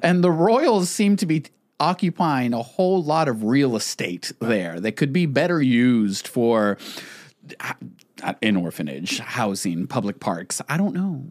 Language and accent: English; Texas border, United States; growing up on the Texas border